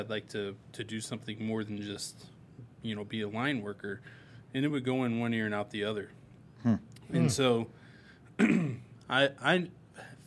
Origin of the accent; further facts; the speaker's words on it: South Bend, Indiana, United States; I'm from South Bend, Indiana as well